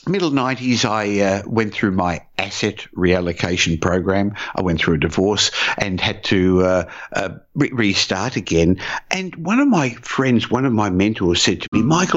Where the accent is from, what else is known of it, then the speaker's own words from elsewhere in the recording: Australia; also born or lived in Israel; I came to Australia at the age of 3. I was born in Israel